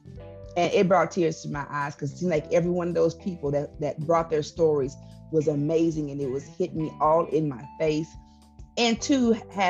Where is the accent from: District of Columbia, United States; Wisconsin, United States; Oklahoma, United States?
Oklahoma, United States; Enid; now in Ponca City, United States; I am originally from Enid, Oklahoma